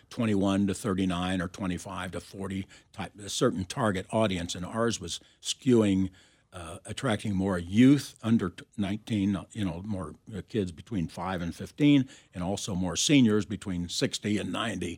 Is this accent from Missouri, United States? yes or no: yes; Kansas City, Missouri, United States; I grew up in Kansas City